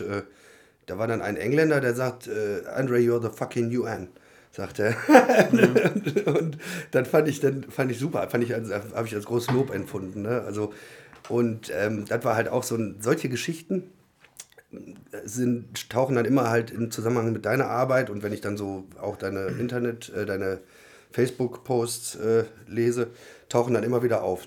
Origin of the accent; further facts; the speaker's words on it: Germany; ich komme aus Deutschland